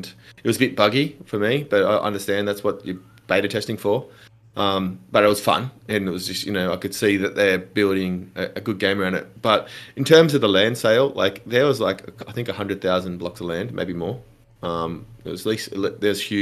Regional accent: Australia

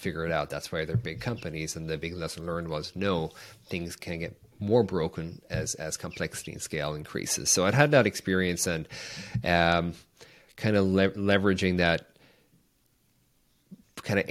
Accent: Ireland; moved away as an adult; I grew up in Ireland in a small town

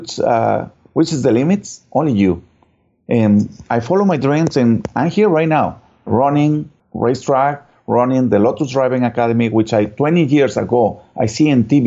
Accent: Mexico; English is a second language; moved away as an adult; now in Houston, United States; I'm originally from Mexico

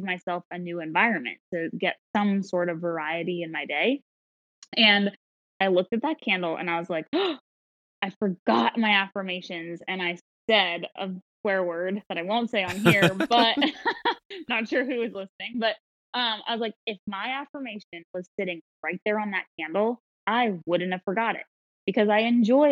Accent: Philadelphia, Pennsylvania, United States; I'm from Philadelphia

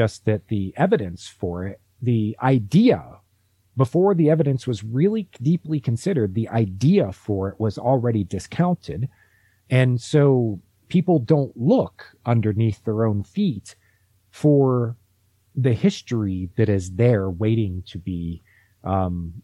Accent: Ohio, United States; I grew up in Ohio

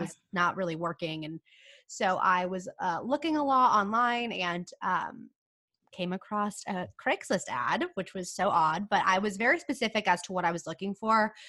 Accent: California, United States; now in San Diego, United States; I'm from California

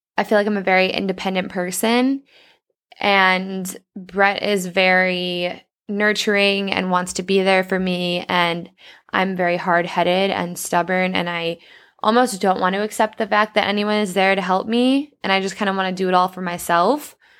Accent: Mendota, Illinois, United States; moved away as an adult; also born or lived in Indianapolis; I'll be heading to my hometown, Mendota

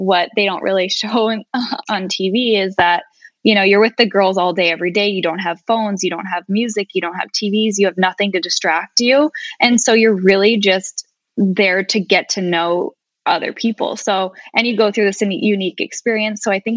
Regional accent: Minnesota, United States; moved away; I'm from Minnesota, but being from the Midwest back home

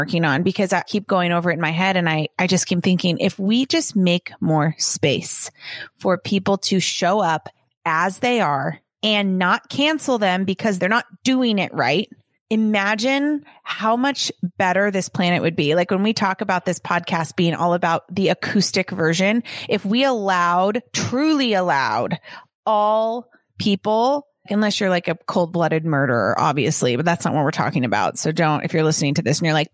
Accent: Los Angeles, California, United States; growing up in Los Angeles

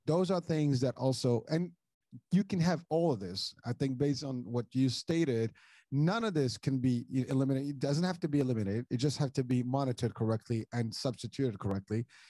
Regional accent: Morocco; moved away; I'm originally from Morocco

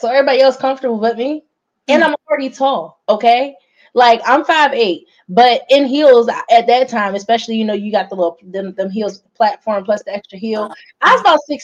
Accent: Philadelphia, Pennsylvania, United States; I'm from Philly, grew up in Philly

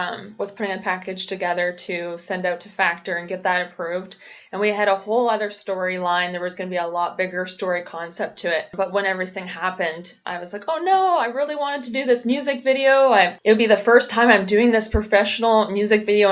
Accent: Peterborough, Ontario, Canada; my youth growing up in Peterborough

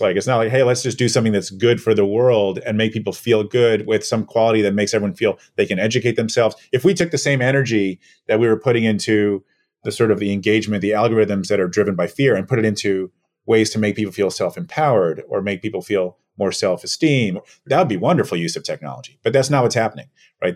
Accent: New York City, New York, United States; I was born and raised here in New York

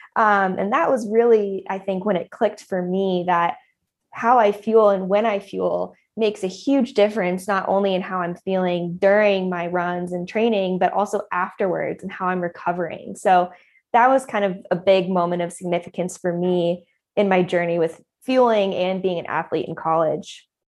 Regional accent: Boulder, Colorado, United States; also born or lived in San Diego; I grew up in Colorado, just outside of Boulder

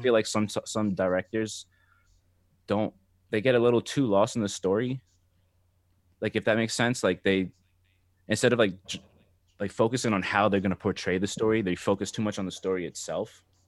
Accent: New Jersey, United States; moved away as an adult; now in Seattle, United States; I'm from Jersey, so I was, I grew up on, like, New York rap and hip-hop

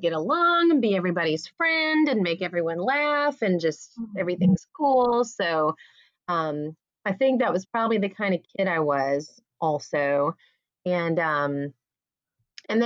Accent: Atlanta, Georgia, United States; now in Savannah, United States; I was born in Atlanta and currently live in Savannah

